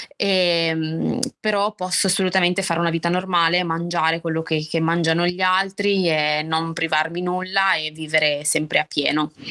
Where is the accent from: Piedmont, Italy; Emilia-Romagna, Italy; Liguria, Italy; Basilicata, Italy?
Liguria, Italy; Albenga; ho 29 anni, vengo da Albenga, un paese in provincia, una città, non paese, in provincia di, di Savona